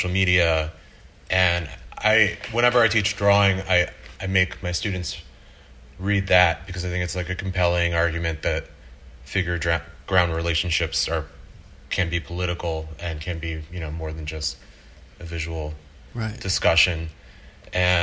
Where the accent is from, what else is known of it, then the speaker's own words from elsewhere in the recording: Boca Raton, Florida, United States; moved away as an adult; also born or lived in Miami; now in New York, United States; born in Miami and grew up in Boca Raton